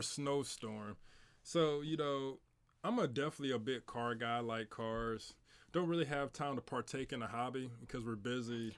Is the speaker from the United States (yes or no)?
yes; St. Louis, Missouri, United States; I grew up in Saint Louis, South Saint